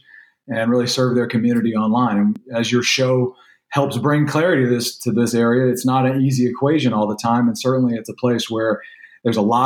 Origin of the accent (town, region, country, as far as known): Louisiana, United States; born or raised there; now in Texas, United States